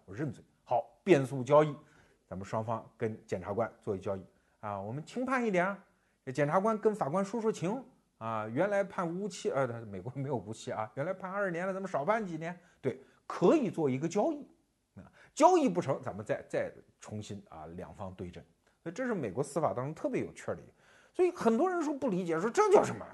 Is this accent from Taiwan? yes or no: no; China; 我们中国人现在日常生活中每天都有可能见到这位丁公宝